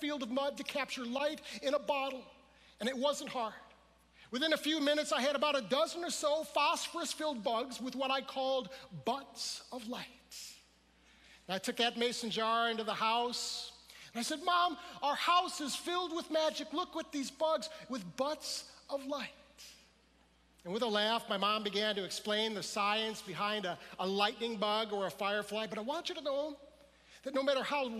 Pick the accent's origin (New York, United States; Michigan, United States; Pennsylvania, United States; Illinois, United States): Michigan, United States; Detroit; We're from the Detroit area